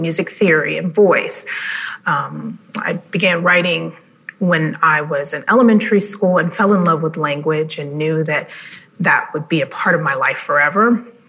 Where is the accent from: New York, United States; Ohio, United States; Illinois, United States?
Ohio, United States; Cleveland; I'm originally from Cleveland and grew up with a very rich art education